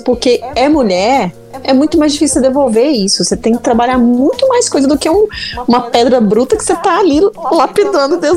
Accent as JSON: {"language": "Portuguese", "region": "Minas Gerais", "country": "Brazil"}